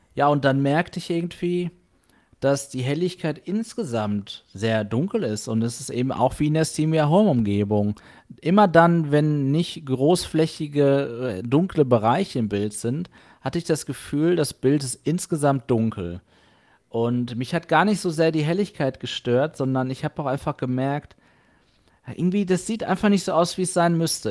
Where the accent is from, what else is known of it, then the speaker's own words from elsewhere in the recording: Germany; für mich jetzt hier als Deutscher